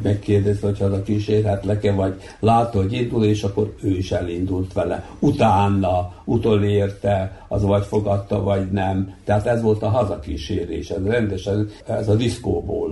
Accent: Bački Monoštor, Vojvodina, Serbia; egy faluban születtünk, nőttünk, feljártunk iskolába, ismertük egymást kiskorunktól fogva

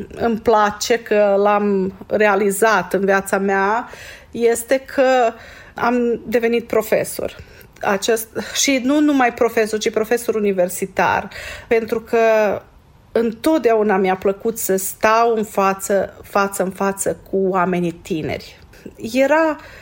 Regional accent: Seleuš, Vojvodina, Serbia; also born or lived in Alibunar, Serbia / Vršac, Serbia; M-am născut la Seleuș, a mers la uh, Seleuș, la școala primară, primele patru clase, uh, după aceea la Libunar, uh, clasele 5-8

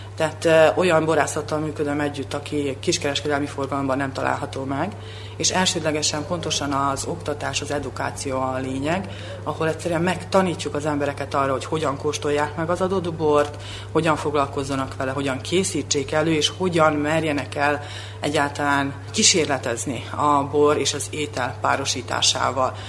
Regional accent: Subotica, Vojvodina, Serbia; moved away as an adult; now in Belgrade, Serbia; szülővárosomhoz, Szabadkához

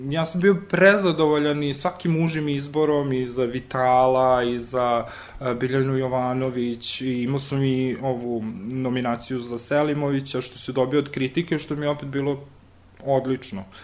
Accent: Riđica, Vojvodina, Serbia; moved away; ja sam onaj dečak što je rastao u jednom selu malom, kome mama i tata nisu bili režiseri, glumci, pevači, kulturni radnici, što god, prosto smo došli nijotkuda, odakle se iz Riđice

